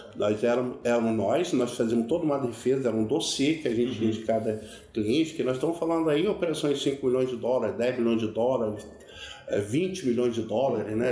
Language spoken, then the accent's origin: Portuguese; Brasília, Federal District, Brazil; also born or lived in Duque de Caxias, Rio de Janeiro; E meu pai, quando eu tinha seis anos de idade, papai foi transferido para Brasília